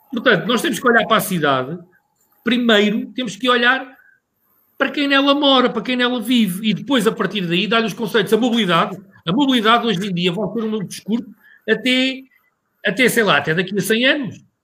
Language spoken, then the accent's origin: Portuguese; Lisbon, Portugal; na freguesia de Santo António, onde nasci. Mas já cá morava. Portanto, eu fui um bocadinho, como tenho 46 anos, venho de trás.